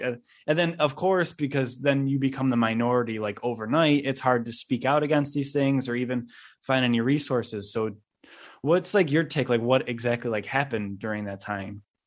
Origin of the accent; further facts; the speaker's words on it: Buffalo, New York, United States; now in New York City, United States; growing up in the Niagara Falls, Buffalo area